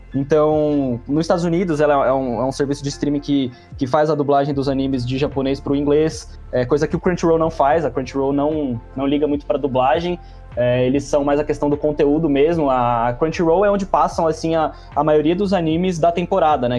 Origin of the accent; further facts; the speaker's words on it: Brazil; como um bom brasileiro ali, né, nascido no meio dos anos 90